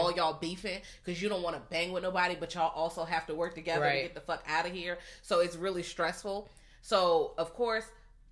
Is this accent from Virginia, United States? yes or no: yes; Virginia, United States; I'm from Virginia